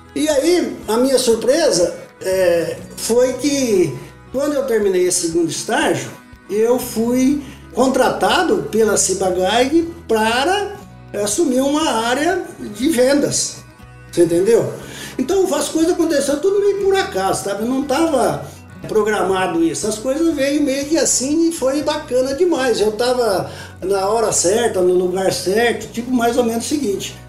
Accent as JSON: {"language": "Portuguese", "town": "Fernandópolis", "region": "São Paulo", "country": "Brazil", "tie": "born or raised there", "said": "Então eu sou nascido em Fernandópolis, estado de São Paulo"}